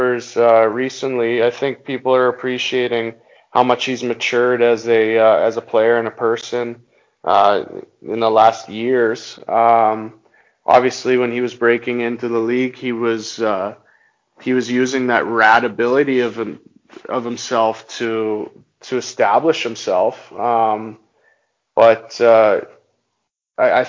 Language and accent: English; Halifax, Nova Scotia, Canada; my hometown is actually Halifax